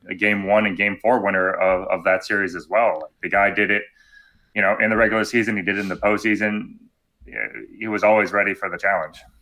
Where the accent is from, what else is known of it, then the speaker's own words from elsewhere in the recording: Florida, United States; growing up in Florida